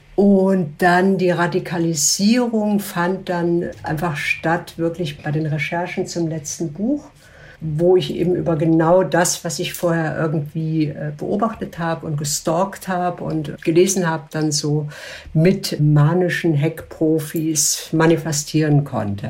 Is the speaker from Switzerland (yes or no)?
yes; Switzerland; bei uns in der Schweiz